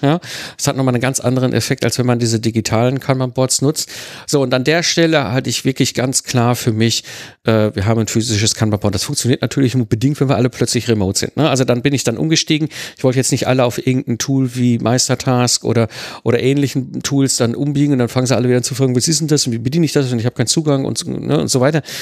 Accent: Ruhr area, North Rhine-Westphalia, Germany; now in Rheidt, Germany; ich kenne keinen Karneval, ich komme aus dem Ruhrpott, da hatten wir keinen Karneval

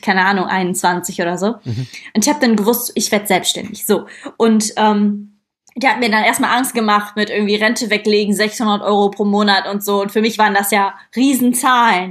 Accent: Krefeld, North Rhine-Westphalia, Germany; ich komme ja aus Krefeld und nicht aus Köln oder Düsseldorf

